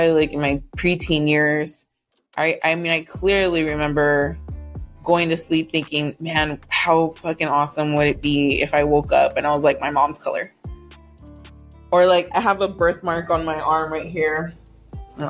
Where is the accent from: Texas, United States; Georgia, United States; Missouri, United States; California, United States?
Texas, United States; Houston; now in San Antonio, United States; I'm from Houston